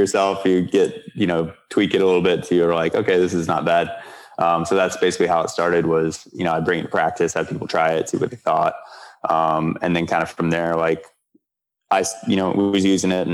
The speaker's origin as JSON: {"language": "English", "town": "Gainesville", "region": "Florida", "country": "United States", "tie": "born or raised there", "said": "I grew up in Gainesville, Florida"}